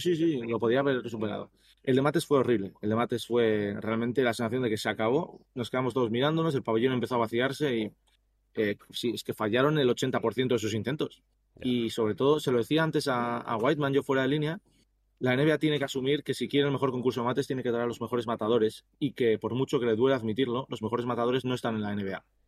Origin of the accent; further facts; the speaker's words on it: Bilbao, Basque Country, Spain; now in United States; soy de Bilbao